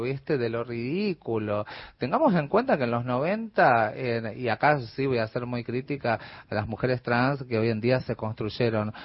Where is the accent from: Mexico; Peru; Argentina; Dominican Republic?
Argentina; Corrientes; moved away as an adult; now in Buenos Aires, Argentina; Yo soy nacida acá en Buenos Aires, pero a mi muy temprana edad me fui a vivir a Corrientes, o sea que soy más correntina que yacaré